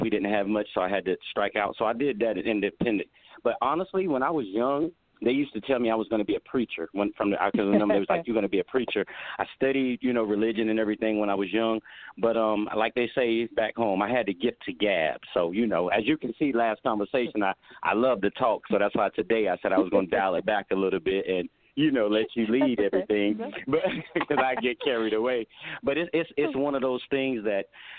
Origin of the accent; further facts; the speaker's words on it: Wallace, North Carolina, United States; moved away as an adult; now in California, United States; I came from Wallace, North Carolina. It's a very small town on eastern North Carolina down on the Atlantic Ocean. It's a farming town, plenty of different farms. We grew up, as a matter of fact, picking blueberries.